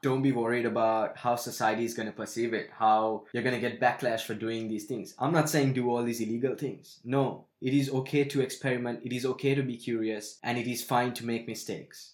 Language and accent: English; Sri Lanka; growing up in Sri Lanka, we had bubblegum with tattoos in it